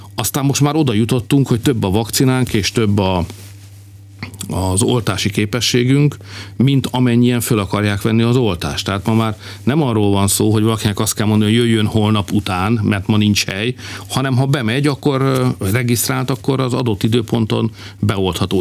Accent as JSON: {"language": "Hungarian", "country": "Hungary", "said": "magyarok vagyunk"}